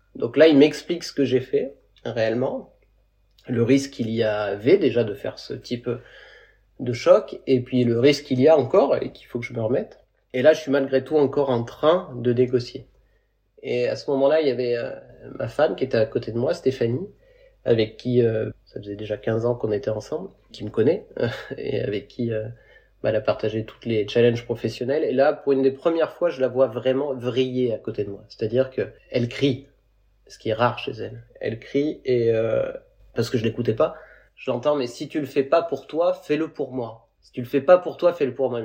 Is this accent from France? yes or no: yes; Creuse, Nouvelle-Aquitaine, France; moved away; also born or lived in Montpellier / Seychelles; la Creuse, d'où est originaire mon frère et moi aussi